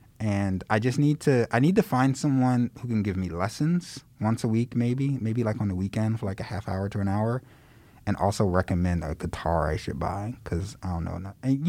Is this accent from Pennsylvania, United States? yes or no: yes; Philadelphia, Pennsylvania, United States; They'll be like, where are you from? I'm like, oh, Philly. Oh, yeah, what part of Philly? West Philly of you? Born and raised?